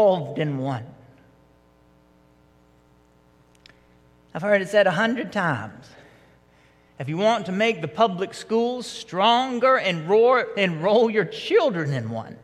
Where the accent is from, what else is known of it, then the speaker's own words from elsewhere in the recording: Marietta, Georgia, United States; growing up in Marietta and going to some of the youth groups around here